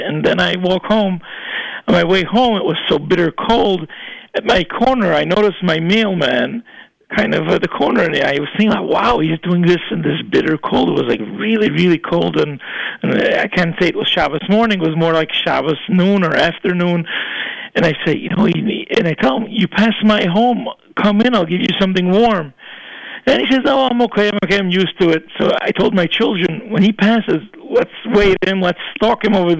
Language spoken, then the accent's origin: English; New York City, New York, United States; I grew up in Borough Park and we were the only Jews on the block where we lived